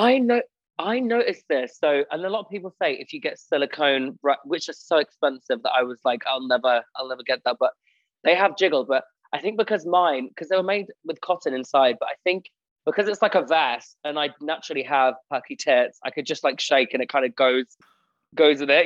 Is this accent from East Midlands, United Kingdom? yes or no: yes; Spalding, East Midlands, United Kingdom; moved away as an adult; now in Manchester, United Kingdom; I'm originally from Spalding, and I've literally just moved to Manchester